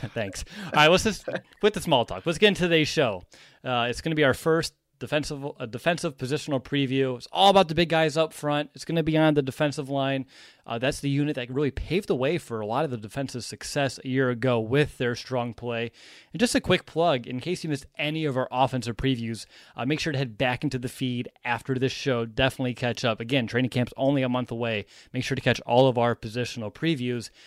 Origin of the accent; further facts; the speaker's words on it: Bloomington, Indiana, United States; We had a few storms down here in Bloomington, Indiana